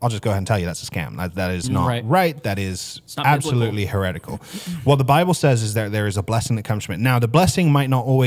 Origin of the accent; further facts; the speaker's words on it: England, United Kingdom; I'm from England